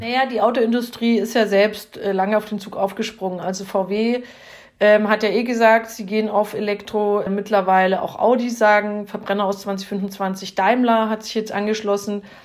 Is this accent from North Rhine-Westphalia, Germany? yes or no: no; Upper Franconia, Bavaria, Germany; bei uns in Oberfranken